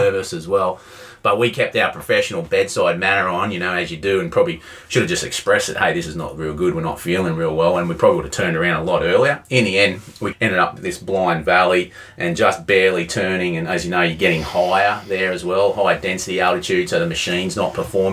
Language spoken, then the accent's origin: English; Corryong, northeast Victoria, Australia; moved away; northeast Victoria, a little town called Corion, which some people may recognise as my hometown